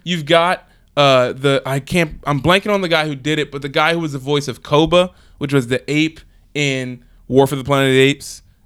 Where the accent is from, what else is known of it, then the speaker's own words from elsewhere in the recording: Philadelphia, Pennsylvania, United States; since I'm from Philly